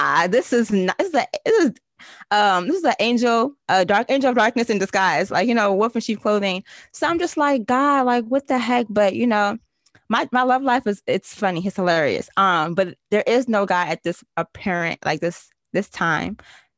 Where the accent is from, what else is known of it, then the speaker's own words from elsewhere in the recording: Nigeria; being the first daughter, being a Nigerian girl, Nigerian woman